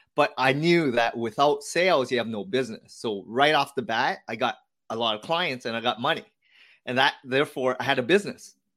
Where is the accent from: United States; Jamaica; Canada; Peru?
Canada; Hamilton, Ontario; So I was born here as the fourth child. All my siblings were, um, born in Vietnam. And I grew up in Hamilton, so not too far from Toronto, Canada.